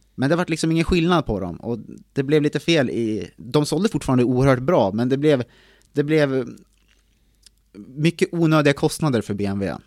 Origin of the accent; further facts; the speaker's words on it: Timrå, Västernorrland County, Sweden; Född och uppvuxen på en bondgård i Timrå.